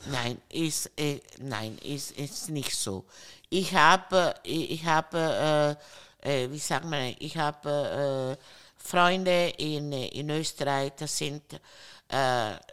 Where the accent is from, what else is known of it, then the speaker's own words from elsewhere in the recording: Italy; German is a second language; Ich meine, äh, ich, ich, ich, bin Italiener.